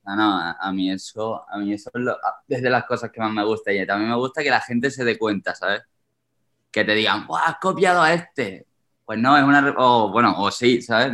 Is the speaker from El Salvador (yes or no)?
no; Seville, Andalusia, Spain; now in Madrid, Spain; de Caravana somos tres sevillanos que somos amigos de toda la vida. Desde los tres años nos conocemos